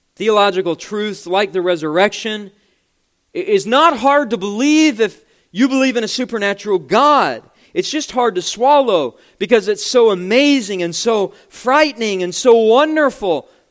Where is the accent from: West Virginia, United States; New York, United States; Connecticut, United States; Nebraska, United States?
West Virginia, United States; my home state of West Virginia.